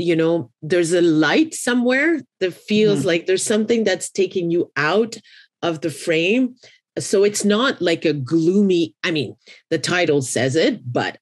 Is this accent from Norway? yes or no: no; Haiti; I come from Haiti